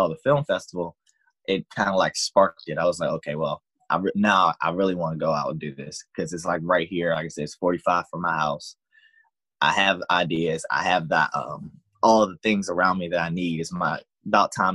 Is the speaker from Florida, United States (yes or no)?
no; Southern Maryland, United States; we're from Maryland, Southern Maryland, Southern Maryland area